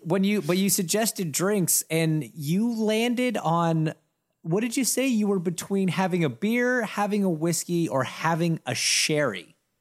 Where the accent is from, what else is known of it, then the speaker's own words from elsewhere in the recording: Toronto, Ontario, Canada; I grew up in Toronto, going to the Rogers Center